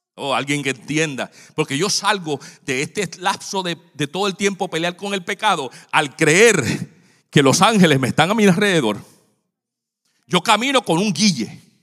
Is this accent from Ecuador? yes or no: no; San Juan, Puerto Rico; moved away; yo cuando era niño, yo estaba, vivía en Santurce, Puerto Rico